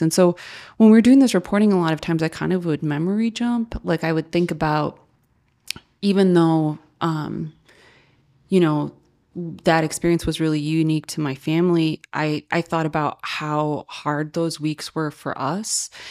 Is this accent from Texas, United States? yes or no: no; Joliet, Illinois, United States; I grew up in Joliet